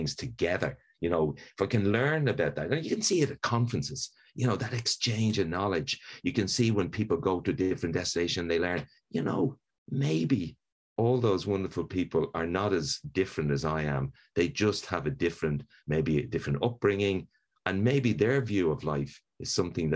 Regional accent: Dublin, Leinster, Ireland; I'm Irish, which of course is a privilege in life. But, you know, I grew up in Dublin.

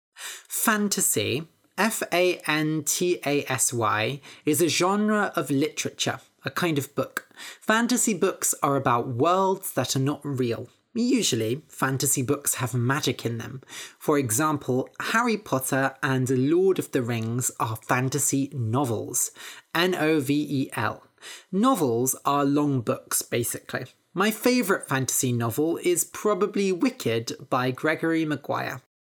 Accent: Bath, South West England, United Kingdom; moved away as an adult; also born or lived in Cambridge; I grew up in Bath, studied in Cambridge, and now have moved down to the southwest of the country.

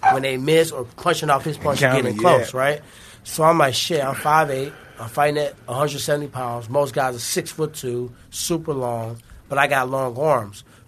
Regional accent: St. Louis, Missouri, United States; I'm from St. Louis

